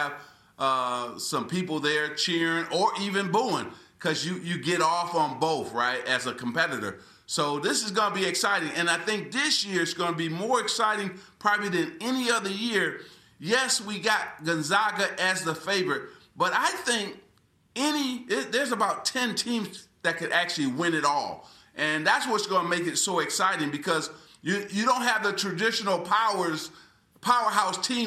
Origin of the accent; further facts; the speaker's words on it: Lansing, Michigan, United States; moved away as an adult; also born or lived in Los Angeles; growing up in Lansing, Michigan